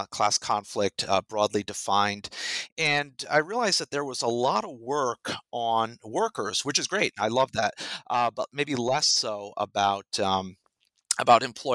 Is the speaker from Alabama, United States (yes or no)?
no; Rhode Island, United States; moved away as an adult; also born or lived in Massachusetts / New York State; now in Texas, United States; I'm not from Texas. I grew up in Rhode Island in the Northeast